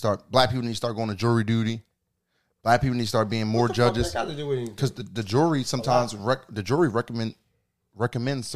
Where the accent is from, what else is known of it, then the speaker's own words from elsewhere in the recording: Jamaica; I'm Jamaican, so my Jamaican people, we stick together